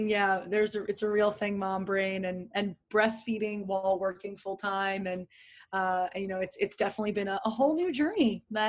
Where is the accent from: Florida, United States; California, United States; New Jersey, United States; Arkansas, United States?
New Jersey, United States; now in New York, United States; But I grew up in New Jersey. I'm in a very small town. I moved multiple times during high school, which you know, I moved three times in a year